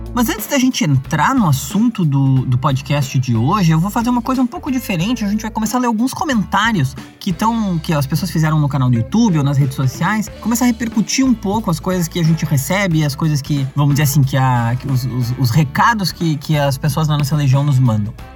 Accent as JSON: {"language": "Portuguese", "area": "Gaúcho", "region": "Rio Grande do Sul", "country": "Brazil", "accent": "gaúcho", "said": "falando do meu sotaque, né? Falando que o idioma português é gauchado"}